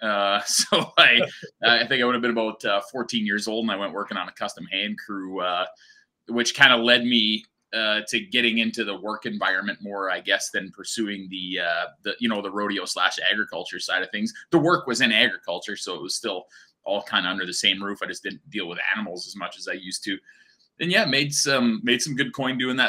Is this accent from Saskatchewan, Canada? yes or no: yes; Tuffnell, Saskatchewan, Canada; moved away as an adult; also born or lived in Maple Creek, Saskatchewan / Radville, Saskatchewan; my memories kind of start here in Tufnell. My dad actually took a pasture managing job here. So yeah, I grew up as a little cowboy on a PFRA community pasture